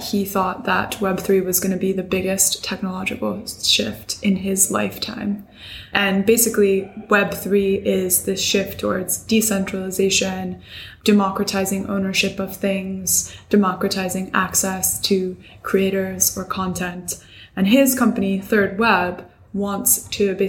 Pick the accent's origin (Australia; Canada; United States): United States; I'm an American